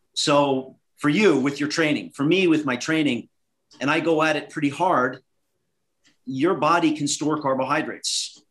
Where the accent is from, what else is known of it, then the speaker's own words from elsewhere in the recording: Northeast, United States; So I grew up in the Northeast uh, was an ice hockey player